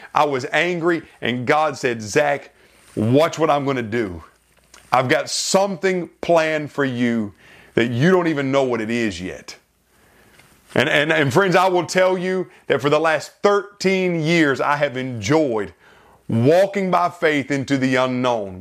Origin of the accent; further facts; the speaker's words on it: South Carolina, United States; moved away; back in my home state of South Carolina